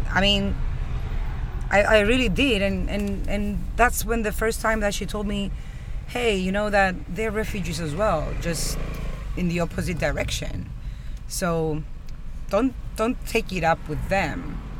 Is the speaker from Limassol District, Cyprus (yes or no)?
yes; Limassol, Limassol District, Cyprus; also born or lived in Athens, Greece; I was born in Athens, raised in Limassol.